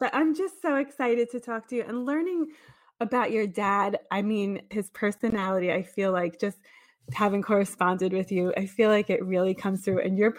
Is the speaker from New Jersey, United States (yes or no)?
yes; Belleville, New Jersey, United States; I'm from Belleville, New Jersey